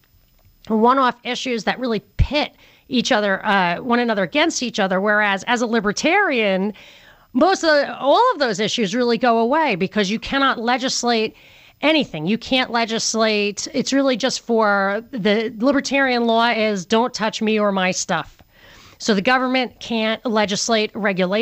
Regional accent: New York, United States; I'm from New York.

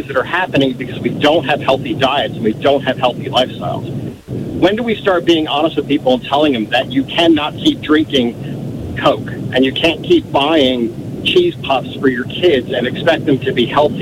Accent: Philadelphia, Pennsylvania, United States; also born or lived in Virginia / Illinois; now in Jenks, United States; I was born and raised in Philadelphia

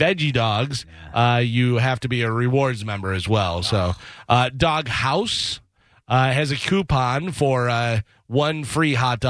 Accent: Illinois, United States; moved away; I'm from Illinois

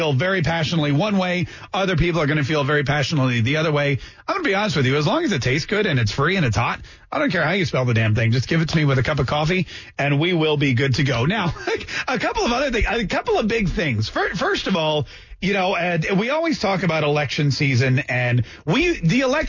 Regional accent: North Carolina, United States; I grew up in North Carolina

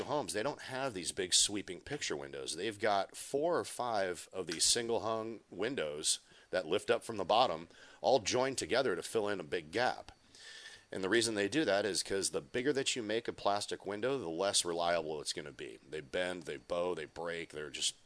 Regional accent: Minnesota, United States; my home state of Minnesota

